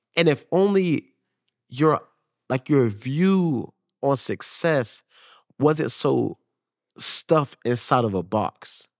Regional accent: Jacksonville, Florida, United States; got drafted to the Jacksonville Jaguars, like, paid for my hometown

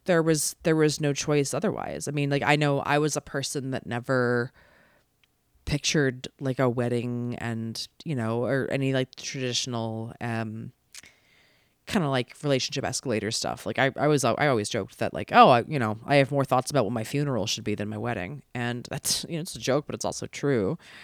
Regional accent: East Coast, United States; now in Los Angeles, United States; you know, I live in Los Angeles and I'm from the East Coast originally, and my whole family is there and I love them.

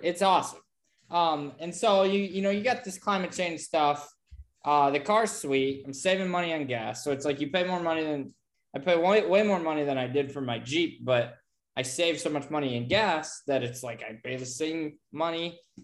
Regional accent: Bradford, Pennsylvania, United States; I live, I grew up in Bradford

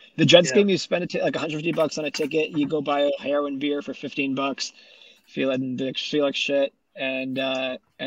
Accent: Winnipeg, Manitoba, Canada; also born or lived in Vancouver; when I was growing up, like my high school was all about volleyball. The city in general is more like hockey

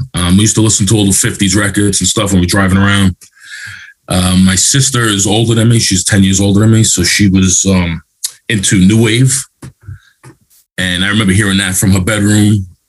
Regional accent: New York City, New York, United States; I grew up in Queens, you know, middle-class neighborhood, nothing crazy, nothing too heavy, hard and stuff.

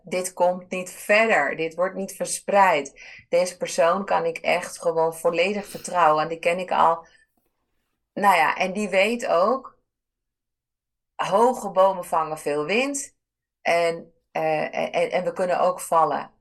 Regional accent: Ibiza, Balearic Islands, Spain; moved away; Ik ben dan opgegroeid op, eh, op Ibiza. Dat is mijn geboorte-eiland

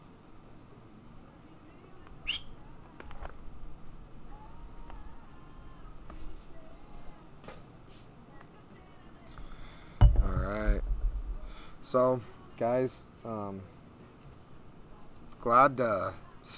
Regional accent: Bullhead City, Arizona, United States; I'm from Bullhead City

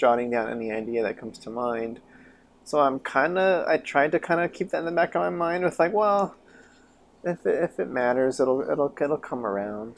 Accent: Chama, New Mexico, United States; moved away; I, I grew up there.

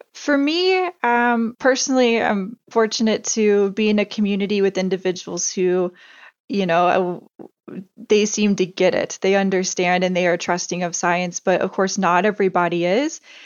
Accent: Indiana, United States; moved away as an adult; also born or lived in Antarctica; growing up in Indiana

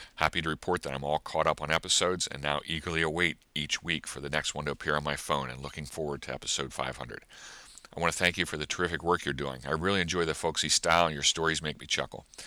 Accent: Southeast Pennsylvania, United States; I'm from Southeast Pennsylvania

